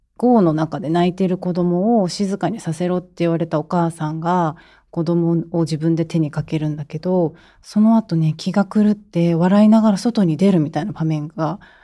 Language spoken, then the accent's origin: Japanese; Naha, Okinawa, Japan; 私、出身が沖縄、那覇市なんですけど、私の場合は小学校5年生の時の自然教室で